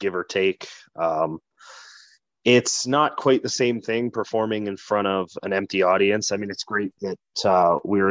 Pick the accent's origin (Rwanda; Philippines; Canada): Canada; Calgary, Alberta; moved away; also born or lived in Winnipeg, Manitoba; I'm always billed from Calgary, Alberta, because I was born there